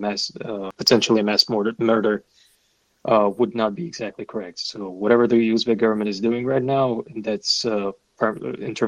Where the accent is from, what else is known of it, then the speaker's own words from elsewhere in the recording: Kazakhstan; I'm from Kazakhstan